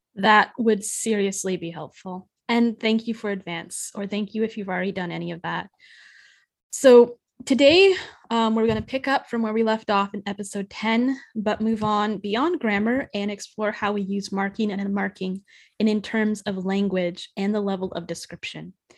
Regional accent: near Forks, Washington, United States; moved away; It's, it's my hometown area.

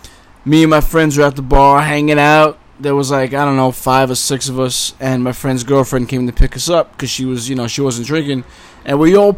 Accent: New York City, New York, United States; now in Long Island, United States; I'm originally from Brooklyn.

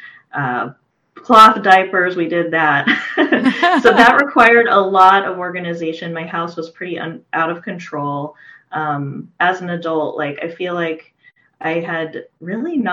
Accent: Portland, Oregon, United States; moved away as an adult; now in Redmond, United States; from Portland, Oregon. So I'd lived there for most of my life

